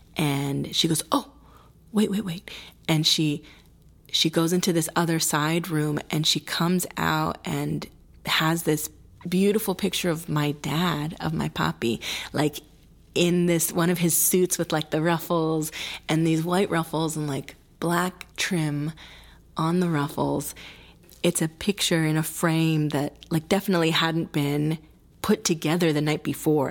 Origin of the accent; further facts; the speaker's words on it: Milwaukee, Wisconsin, United States; first language Spanish; English is a second language; Spanish was my first language with my sister and myself. It, it went that way for a period of time until at our really very sweet kindergarten place called Children's Workshop in Wis-, Milwaukee, Wisconsin